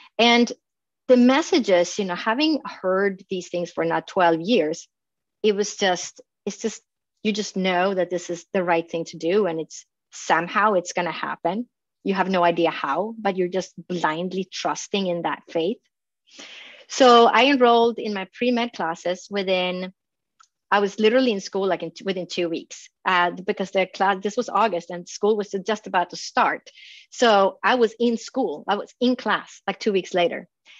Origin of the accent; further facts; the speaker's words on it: Phoenix, Arizona, United States; We never got to work with each other, but we both knew that we came from Phoenix.